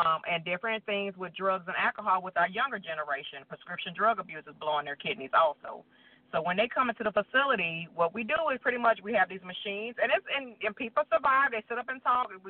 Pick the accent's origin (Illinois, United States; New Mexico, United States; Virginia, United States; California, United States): Illinois, United States; Rockford; now in Alabama, United States; I'm originally from Rockford, Illinois, and I live in Alabama at this time